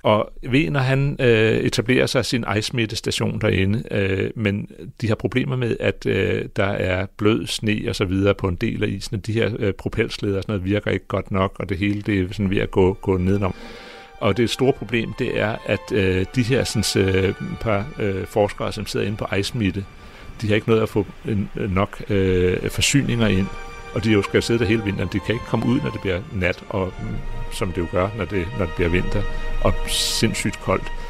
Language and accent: Danish; Greenland; jeg kommer fra Grønland